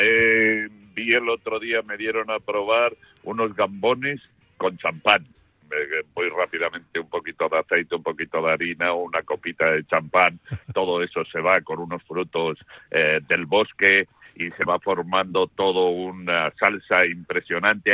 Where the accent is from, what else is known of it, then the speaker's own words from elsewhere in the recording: Spain; nosotros los españoles